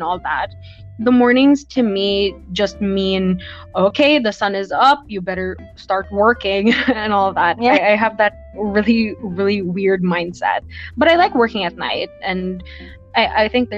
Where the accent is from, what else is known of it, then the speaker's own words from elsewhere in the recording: Philippines; I'm from the Philippines